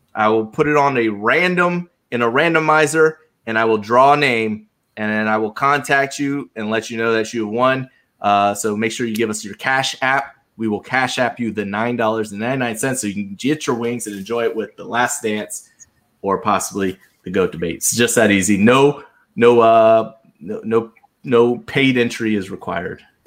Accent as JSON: {"language": "English", "town": "Charleston", "region": "South Carolina", "country": "United States", "tie": "born or raised there", "moved": "yes", "said": "I grew up in Charleston, South Carolina"}